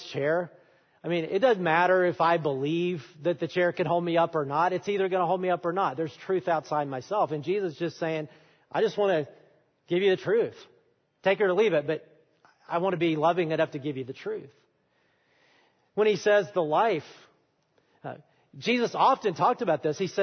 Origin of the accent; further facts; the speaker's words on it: Alabama, United States; I'm from Alabama, if you don't know, and I'm an Alabama fan